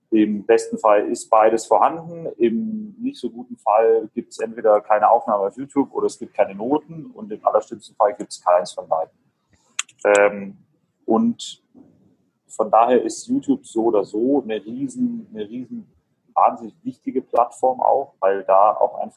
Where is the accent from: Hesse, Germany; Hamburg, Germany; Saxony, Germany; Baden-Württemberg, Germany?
Baden-Württemberg, Germany; Ulm; ich komme aus {S1} Ulm